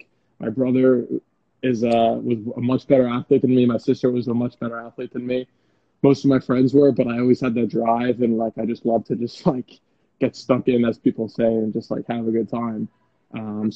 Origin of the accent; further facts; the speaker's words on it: United States; accent: American; also born or lived in England; I speak like an American and I'm American